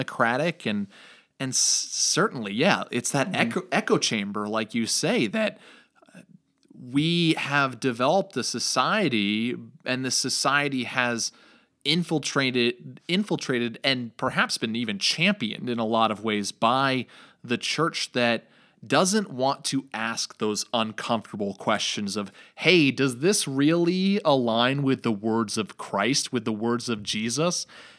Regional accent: New York, United States; But even in New York, growing up in New York, when I went to church, it was resounding this knowledge that, yeah, this is more Republican conservative.

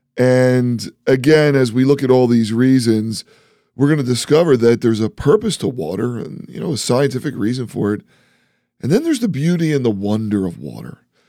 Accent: East Coast, United States; accent: East Coast; I'm from the East Coast, so we say water funny.

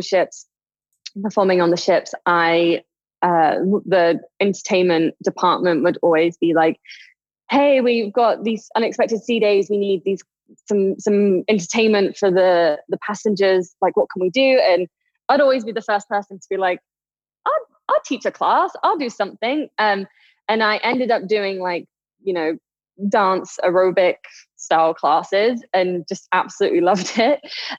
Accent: England, United Kingdom; moved away as an adult; now in Las Vegas, United States; I'm originally from England. I live out in Las Vegas right now

